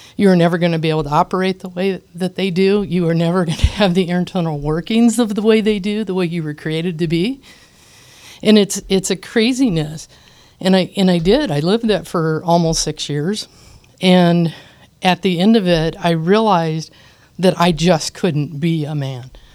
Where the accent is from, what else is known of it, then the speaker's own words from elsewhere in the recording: Iowa, United States; I was born in Iowa in a small town